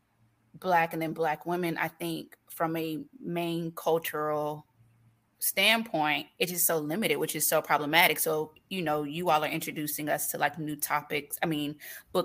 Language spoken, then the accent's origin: English; Florida, United States; we're from Florida